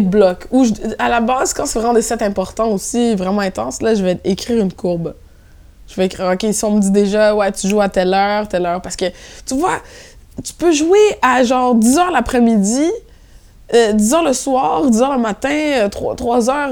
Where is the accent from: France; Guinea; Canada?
Canada; Montreal, Quebec; accent: Québécois; moved away as an adult; now in Brussels, Belgium; j'ai grandi à Montréal-Nord.